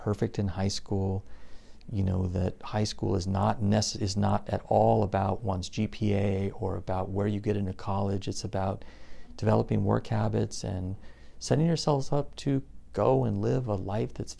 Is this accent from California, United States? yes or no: yes; Covina, California, United States; also born or lived in Germany; I was raised in the San Gabriel Valley in the city of Covina